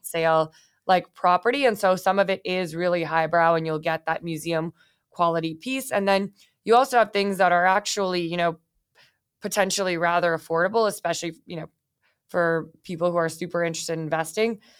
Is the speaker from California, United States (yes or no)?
yes; Bay Area, California, United States; I grew up in the Bay Area.